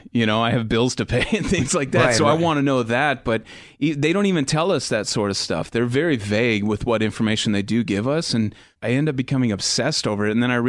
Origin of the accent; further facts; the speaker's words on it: Phoenix, Arizona, United States; I grew up in Phoenix where a lot of hot air balloons there in the Southwest.